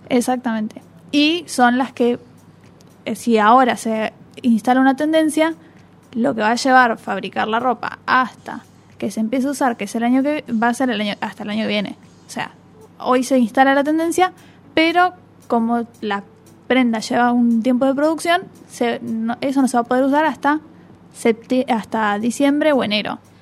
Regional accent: Argentina; en nuestro país también se hacen presentaciones

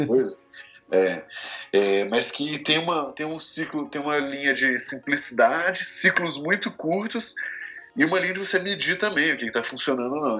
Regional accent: Minas Gerais, Brazil; moved away; sou mineiro, né, mais conhecido como mineiro, inclusive

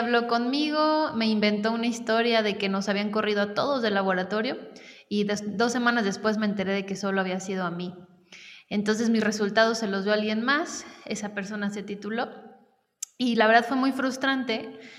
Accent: Querétaro, Mexico; also born or lived in Mexico City; yo soy queretana y mm, pues estudié acá eh, toda mi, digamos, educación básica.

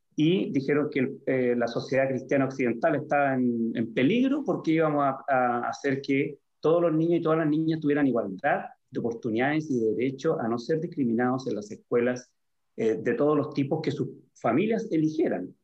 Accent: San Antonio, Valparaíso, Chile; soy hijo ilustre de San Antonio

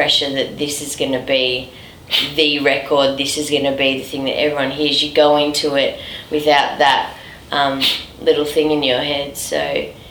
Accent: Melbourne, Victoria, Australia; back in my hometown, Melbourne.

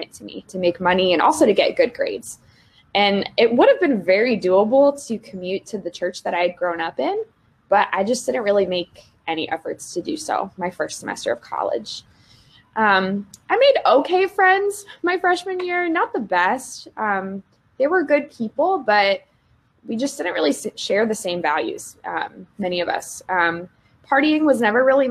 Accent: Cincinnati, Ohio, United States; moved away as an adult; also born or lived in Indiana; now in West Lafayette, United States; I'm originally from Cincinnati, Ohio, and I grew up going to a Methodist church, actually, from preschool through high school

